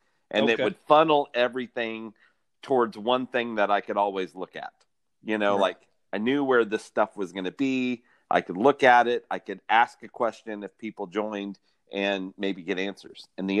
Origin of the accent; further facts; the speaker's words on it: Bethany, Oklahoma, United States; also born or lived in Mustang, Oklahoma; Well, from Bethany, Oklahoma. So that's right here next to Mustangs where I'm living now.